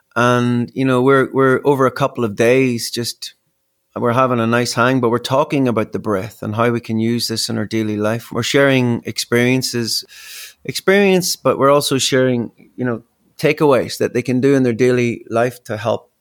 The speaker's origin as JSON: {"language": "English", "town": "Belfast", "region": "Northern Ireland", "country": "United Kingdom", "tie": "born or raised there", "also_born_or_lived": "Australia", "moved": "as an adult", "said": "growing up in Belfast"}